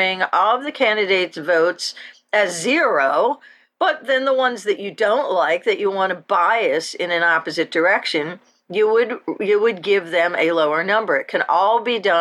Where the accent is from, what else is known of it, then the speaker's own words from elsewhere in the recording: Philadelphia, Pennsylvania, United States; I grew up in Philadelphia